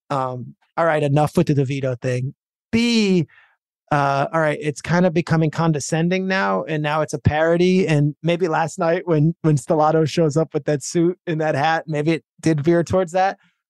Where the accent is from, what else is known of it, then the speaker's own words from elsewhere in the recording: Freehold, New Jersey, United States; I grew up in Freehold, New Jersey, Jersey Shore.